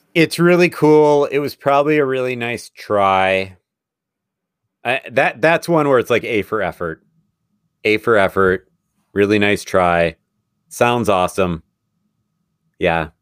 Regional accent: Madison, Wisconsin, United States; this is my hometown team. Fort Madison

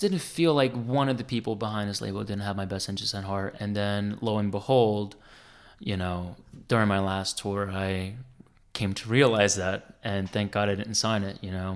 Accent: New Jersey, United States; I grew up on dance music, man. I'm from Jersey

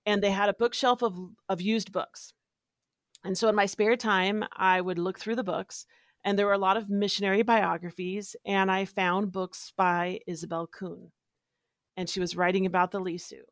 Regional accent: Washington, United States; moved away; I'm from Washington State.

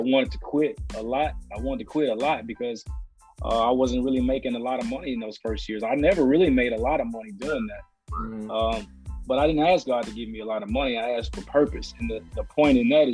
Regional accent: Nashville, Tennessee, United States; I am from Nashville, grew up out in South Nashville

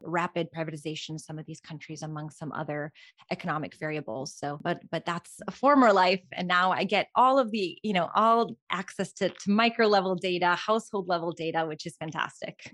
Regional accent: Albania; moved away; I was born and raised in Albania

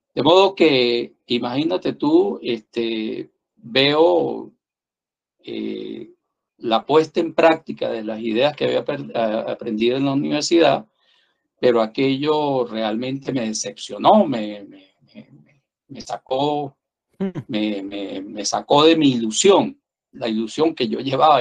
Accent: San Cristóbal, Táchira, Venezuela; also born or lived in Bogotá, Colombia; como otros venezolanos me tocó emigrar y me fui a Colombia

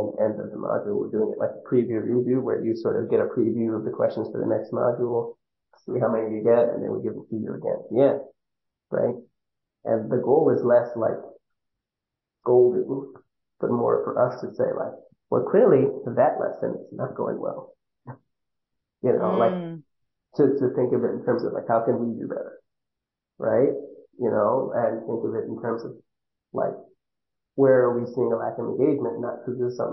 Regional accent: Northeast, United States; accent: Northeast; also born or lived in New York; I clearly sound like I'm from the Northeast

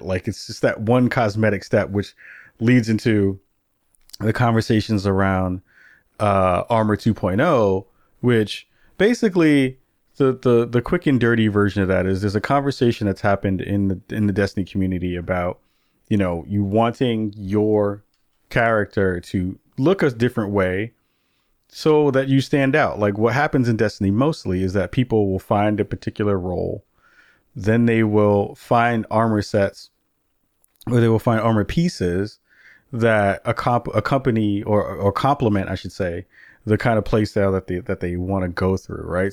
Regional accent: New York City, New York, United States; growing up in the Bronx in the eighties

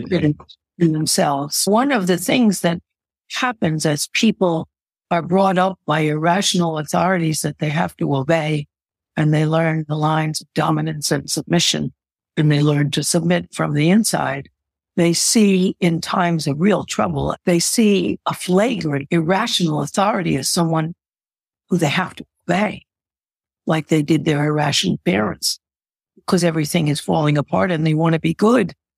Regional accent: United States; being an American

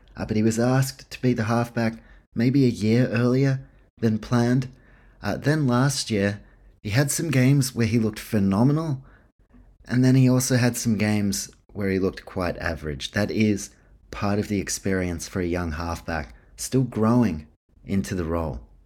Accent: New Zealand; I'm from New Zealand

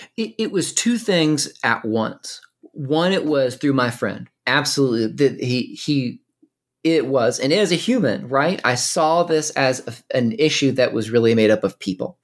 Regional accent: Winston-Salem, North Carolina, United States; I was born and raised in North Carolina

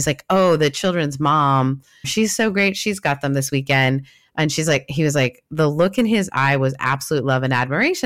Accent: Canada

